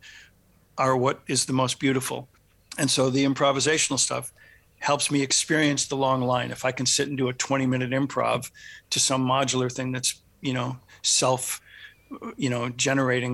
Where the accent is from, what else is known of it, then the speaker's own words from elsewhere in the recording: Michigan, United States; also born or lived in Los Angeles, United States; now in US East Coast; a long stop in Michigan, where I'm from